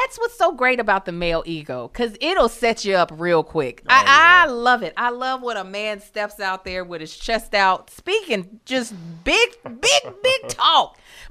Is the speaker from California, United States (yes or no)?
no; Baltimore, Maryland, United States; my hometown of Baltimore